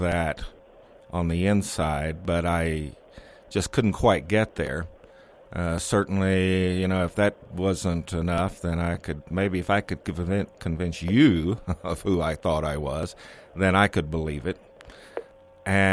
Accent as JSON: {"language": "English", "region": "Texas", "country": "United States", "tie": "born or raised there", "said": "I'm born and raised in Texas"}